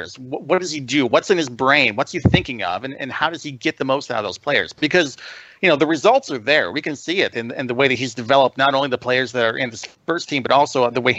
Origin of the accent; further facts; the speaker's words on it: United States; being an American